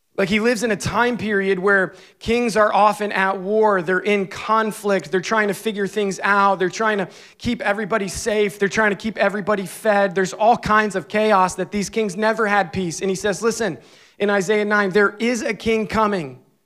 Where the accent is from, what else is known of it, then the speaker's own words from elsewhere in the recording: Scranton, Pennsylvania, United States; moved away; I grew up right outside of Scranton, Pennsylvania